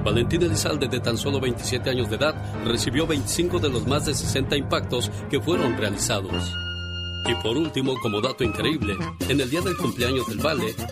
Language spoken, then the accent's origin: Spanish; Mexico; moved away; un día salí de México, pero México nunca salió